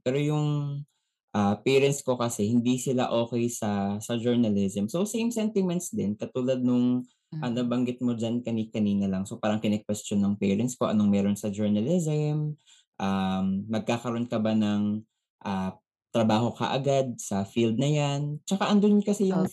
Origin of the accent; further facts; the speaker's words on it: Philippines; tayo bilang isang Pinoy